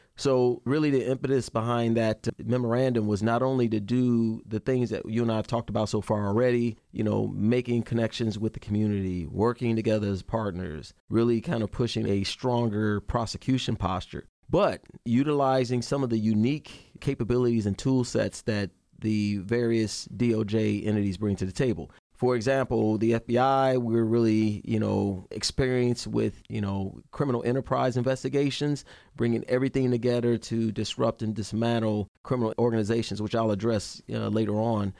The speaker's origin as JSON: {"language": "English", "town": "Chicago", "region": "Illinois", "country": "United States", "tie": "born or raised there", "moved": "as an adult", "said": "I'm born and raised in Chicago, Illinois. I left there in eighty-six to join the Army"}